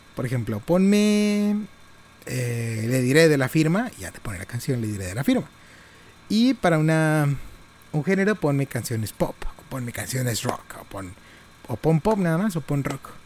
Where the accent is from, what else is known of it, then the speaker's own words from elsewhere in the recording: Monterrey, Nuevo León, Mexico; now in Reynosa, Mexico; Yo soy de Monterrey.